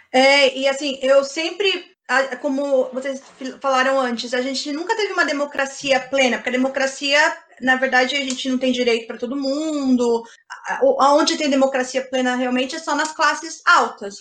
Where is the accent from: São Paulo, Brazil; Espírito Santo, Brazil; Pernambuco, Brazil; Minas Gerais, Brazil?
São Paulo, Brazil; São Bernardo do Campo; Eu sou de São Bernardo, não sou de São Paulo